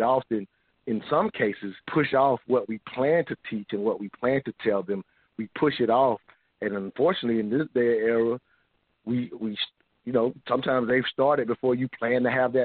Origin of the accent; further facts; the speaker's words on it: the South, United States; even though I was born in the South